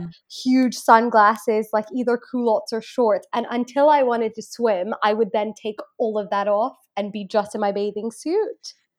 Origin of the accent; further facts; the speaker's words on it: Hong Kong; moved away as an adult; now in United Kingdom; I am Indian ethnically, um, and I did grow up in Hong Kong for my whole life